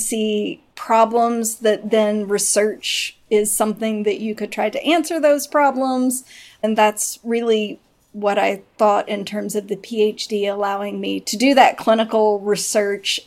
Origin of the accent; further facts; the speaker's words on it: Arkansas, United States; moved away as an adult; now in Texas, United States; I grew up from third grade through undergrad in Arkansas